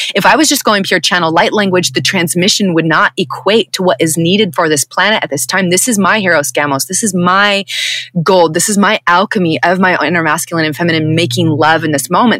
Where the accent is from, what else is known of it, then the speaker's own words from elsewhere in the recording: Southern California, United States; white presenting woman who was born and raised in Southern California